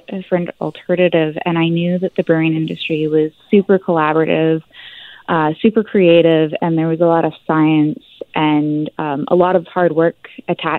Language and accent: English; Fraser Valley, British Columbia, Canada; I grew up in the Fraser Valley